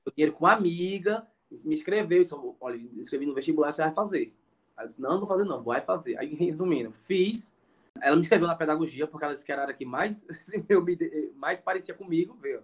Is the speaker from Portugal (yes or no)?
no; Surubim, Pernambuco, Brazil; moved away as an adult; now in Iguatu, Brazil; eu sou pernambucano, como eu falei, né? Mas atualmente eu moro no Ceará, né? Estou morando aqui na cidade de Iguatu